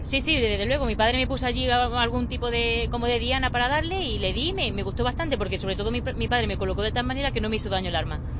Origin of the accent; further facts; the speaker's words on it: Baena, Andalusia, Spain; es mi pueblo